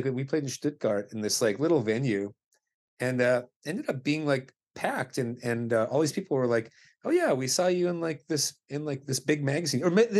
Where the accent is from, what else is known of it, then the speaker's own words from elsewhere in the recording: Abbotsford, British Columbia, Canada; my pals that I grew up with in Abbotsford